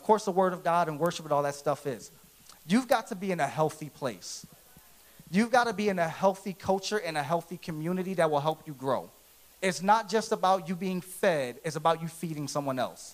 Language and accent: English; Philadelphia, Pennsylvania, United States; I grew up in Philadelphia. That's where I'm originally from.